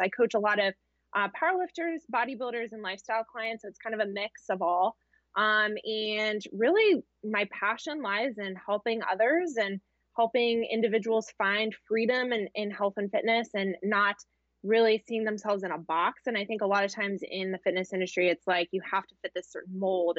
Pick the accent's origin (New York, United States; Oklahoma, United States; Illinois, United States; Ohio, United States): Ohio, United States; Columbus; I am from Columbus, Ohio. Yeah. So Midwest girl